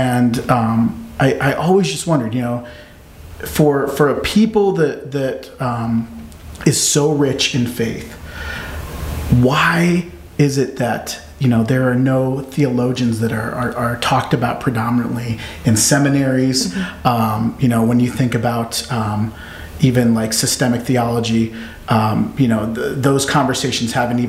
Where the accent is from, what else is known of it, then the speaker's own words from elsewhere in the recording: Omaha, Nebraska, United States; growing up in Omaha, being around a predominantly white community